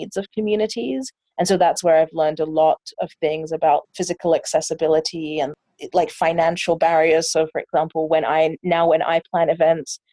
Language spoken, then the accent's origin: English; London, United Kingdom; moved away as an adult; now in Vancouver, Canada; I'm from England. I was born and raised in London, and then I came to Vancouver